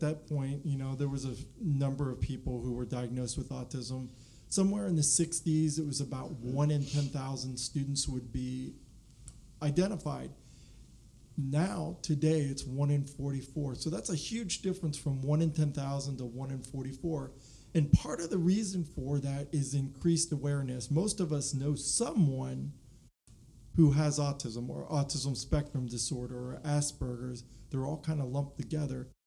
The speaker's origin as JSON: {"language": "English", "region": "Pennsylvania", "country": "United States", "also_born_or_lived": "Alaska", "moved": "as an adult", "lives_now": "Virginia, United States", "said": "I'm from Pennsylvania, Penn State"}